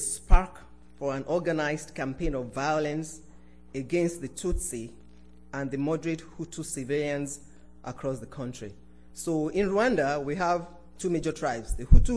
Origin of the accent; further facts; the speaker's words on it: Nigeria; moved away; This was when I was still living in my home country, Nigeria.